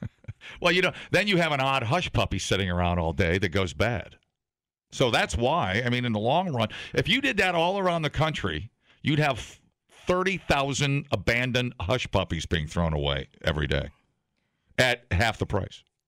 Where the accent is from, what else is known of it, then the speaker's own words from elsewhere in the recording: Ohio, United States; moved away; I grew up on it in Ohio